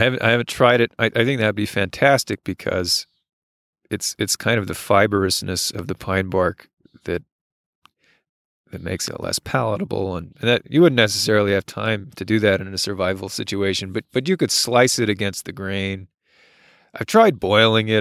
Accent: United States; As an American

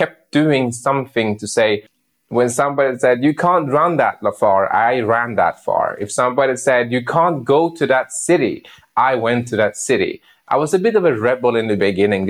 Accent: Sweden; I grew up in Sweden

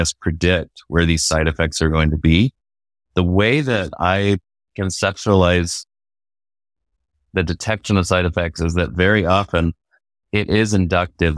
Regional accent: Georgetown, Texas, United States; also born or lived in Abilene, Texas / Arlington, Texas; I grew up in Georgetown, Texas, which is about twenty miles north of Austin

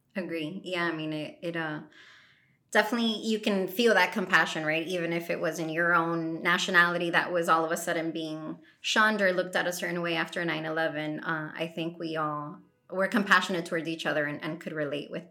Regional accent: Colombia; now in United States; I'm an American citizen now, but I love this country. I love the United States, but Colombia will forever be like what I identify

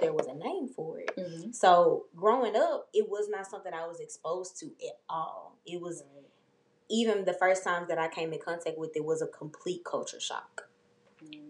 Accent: Memphis, Tennessee, United States; I grew up in White Haven, being in my neighborhood

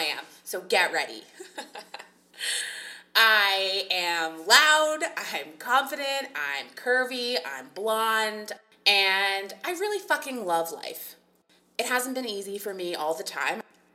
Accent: Guelph, Ontario, Canada; moved away as an adult; now in Toronto, Canada; I grew up in Guelph. If anybody knows Guelph, it's the small Ontario city

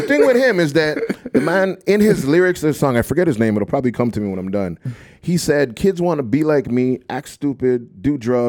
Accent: South Shore, Quebec, Canada; I grew up in the South Shore.

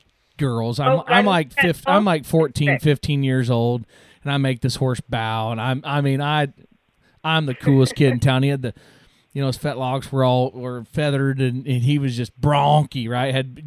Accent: Sidney, Iowa, United States; he came to Sidney, Iowa, my hometown

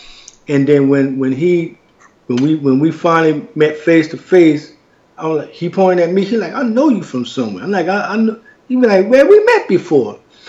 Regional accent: Louisiana, United States; also born or lived in California; my hometown of Syracuseville, Louisiana.

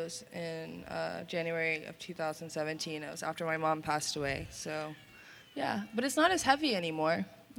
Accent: Asheville, North Carolina, United States; moved away as an adult; now in Olympia, United States; Born and raised in Asheville, North Carolina.

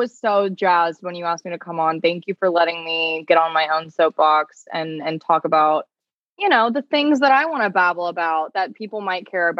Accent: Canada; Being self-aware as a Canadian, like, right, like, that's what your duty as a citizen is

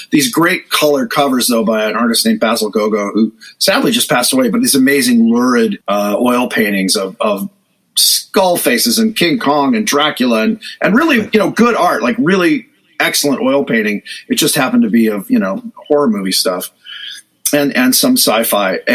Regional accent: Hollywood, California, United States; growing up in Hollywood, there were bookstores and magazine racks that would carry.

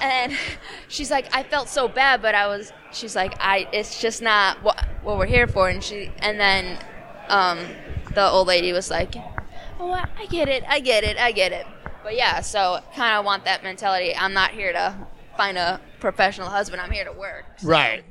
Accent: Chicago, Illinois, United States; accent: Chicago; We're both from Chicago

